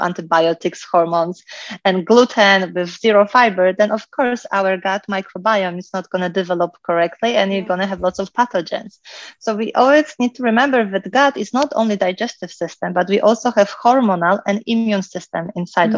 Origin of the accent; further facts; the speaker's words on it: Poland; moved away; I was growing up in Poland, so I had, I think, the most kind of perfect childhood because I lived in a small village